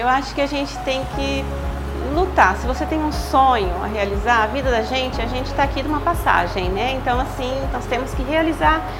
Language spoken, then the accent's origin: Portuguese; Osvaldo Cruz, São Paulo, Brazil; nasci aqui em Oswaldo Cruz mesmo, né? A gente morava no, né? morávamos no sítio, né? Depois gente, nós mudamos para a cidade